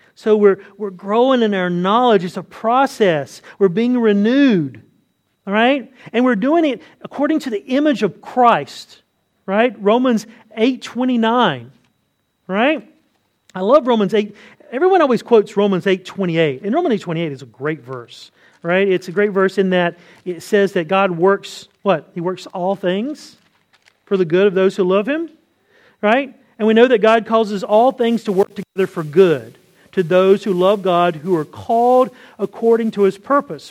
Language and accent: English; the South, United States; I say this as a Southerner